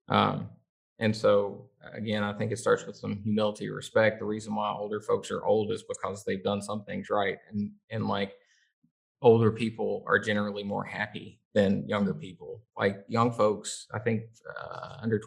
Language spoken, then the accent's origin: English; the South, United States; as a Southerner